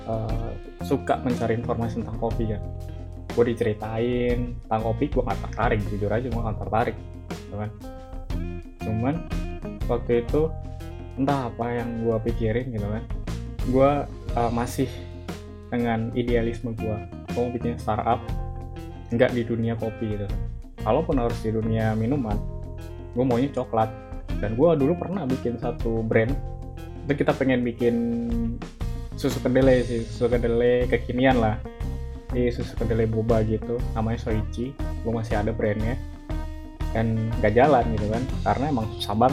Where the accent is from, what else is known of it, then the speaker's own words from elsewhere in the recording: East Java, Indonesia; born there; now in Jabodetabek, Indonesia; gue lahir di Jawa Timur dan sekarang gue domisilinya di Jabodetabek kerja di salah satu startup di Jakarta